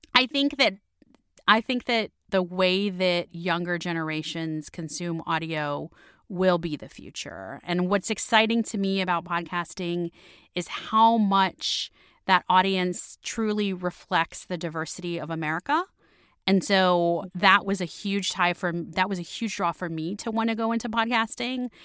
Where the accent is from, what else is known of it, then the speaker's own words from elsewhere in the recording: Miami, Florida, United States; moved away as an adult; also born or lived in London; now in Washington, D.C., United States; my hometown of Miami